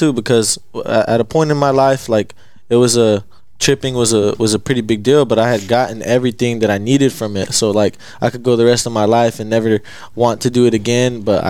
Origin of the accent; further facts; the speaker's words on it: United States; I'm from a little small town in the northern panhandle. Mm-hmm. 9,000 people.